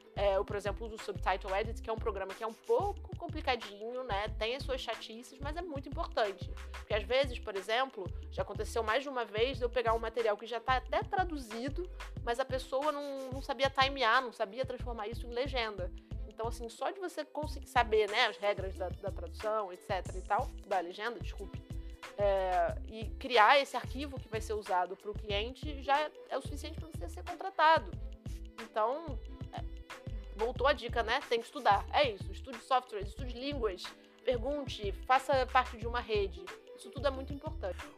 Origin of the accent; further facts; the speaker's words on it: Brazil; Estamos aqui em Portugal, somos brasileiros.